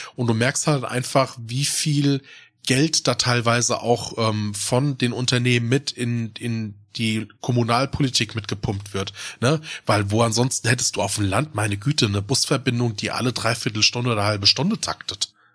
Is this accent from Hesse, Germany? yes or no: yes; Odenwald, Hesse, Germany; also born or lived in Darmstadt; im Odenwald in der Region, wo ich groß geworden bin